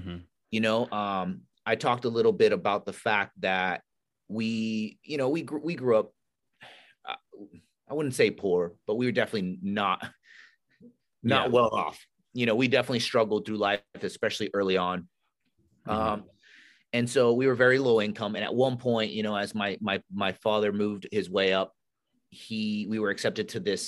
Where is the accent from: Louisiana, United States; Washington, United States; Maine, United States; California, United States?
California, United States; So we went, we grew up in Northern California. And if you're familiar with Northern California, it's beautiful, like lakes, rivers, mountains out there.